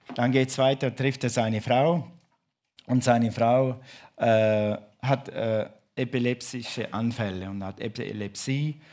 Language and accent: German; Switzerland; ich bin Schweizer